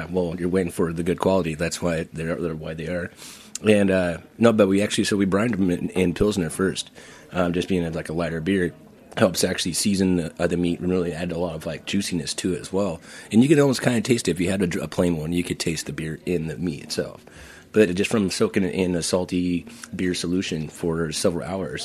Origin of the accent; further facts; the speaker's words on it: Portland, Oregon, United States; moved away as an adult; also born or lived in Idaho / Florida / Turks and Caicos Islands; now in New York, United States; I'm originally from Idaho, but I grew up in Portland, Oregon